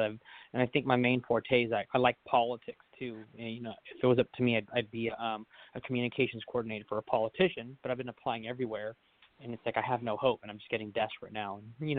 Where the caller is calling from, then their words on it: Sacramento, California, United States; I'm calling from Sacramento.